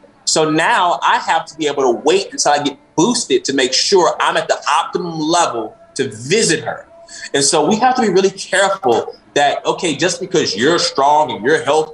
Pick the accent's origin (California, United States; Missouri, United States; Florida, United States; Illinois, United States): Illinois, United States; Chicago; I'm from Chicago